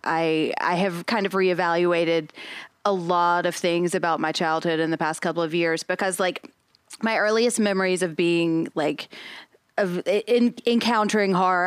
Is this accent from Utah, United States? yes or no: no; Nashville, Tennessee, United States; I'm from Nashville